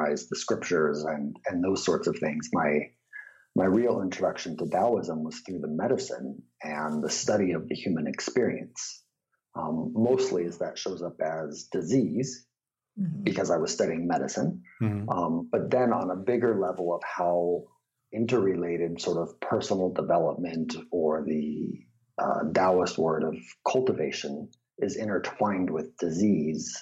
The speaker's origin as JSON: {"language": "English", "town": "San Diego", "region": "California", "country": "United States", "tie": "born or raised there", "said": "I was raised in San Diego, total redneck part of San Diego"}